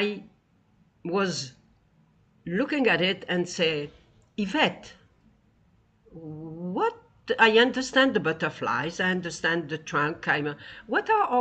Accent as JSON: {"language": "English", "country": "Tunisia", "moved": "yes", "lives_now": "United States", "said": "I come from Tunisia, 2,000 years of Jews."}